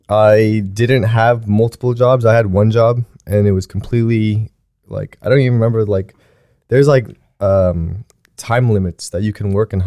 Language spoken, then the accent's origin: English; South Korea; born there; moved away; I mean, I was born in Korea, and there's a lot of the times where I was growing up